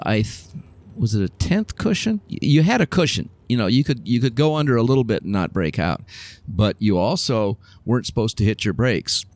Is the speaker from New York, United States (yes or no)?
no; Southern California, United States; also born or lived in Oakland, California; I grew up in Southern California. I was born in Oakland, but we moved to Southern California when I was a kid.